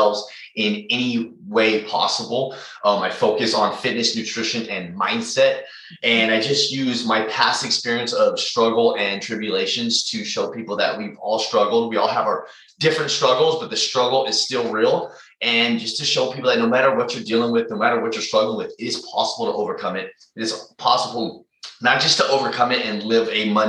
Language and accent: English; San Jose, California, United States; also born or lived in Hayward, California; I am from California, the Bay Area. I grew up in San Jose, but I'm currently living in Hayward, which is near Oakland